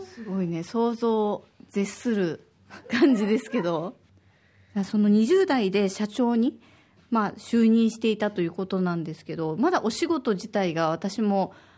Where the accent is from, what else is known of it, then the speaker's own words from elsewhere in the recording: Osaka, Japan; now in Okinawa, Japan; 私は大阪出身で